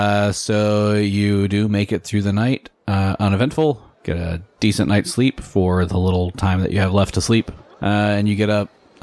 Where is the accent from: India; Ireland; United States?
Ireland; I'm Irish. I can't go without potatoes.